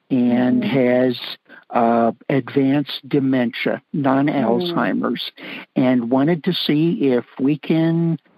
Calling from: Southern Colorado, United States; I am calling from Southern Colorado

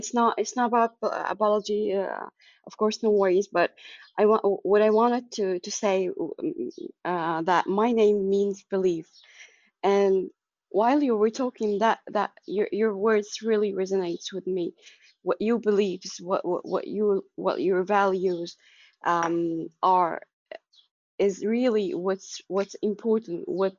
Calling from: Egypt

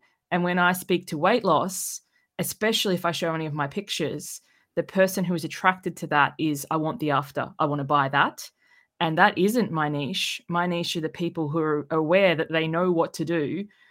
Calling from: Sydney, New South Wales, Australia; I'm joining you from Sydney, Australia.

